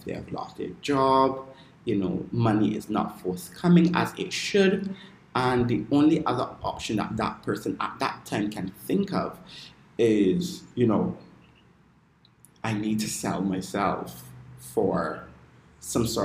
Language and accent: English; Barbados; I am from the island of Barbados